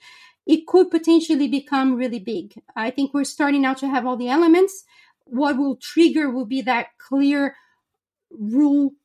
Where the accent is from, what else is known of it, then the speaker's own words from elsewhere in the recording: Brazil; moved away; I was born and raised in Brazil.